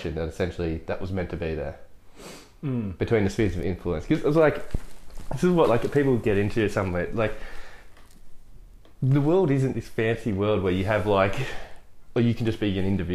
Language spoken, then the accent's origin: English; Australia; we are Australian